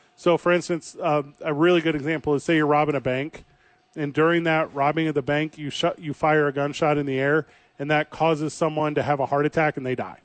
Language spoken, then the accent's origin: English; St. Louis, Missouri, United States; moved away; this girl that I grew up with in my hometown of St. Louis, Missouri